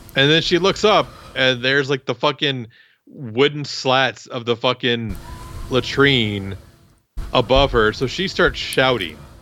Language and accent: English; Iowa, United States; I'm from Iowa